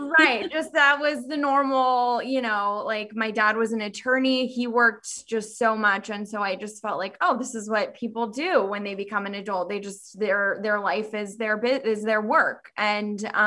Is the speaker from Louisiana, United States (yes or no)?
no; Southern California, United States; moved away as an adult; also born or lived in Davis, California; now in Northern California, United States; I grew up, born and raised in California, Southern California.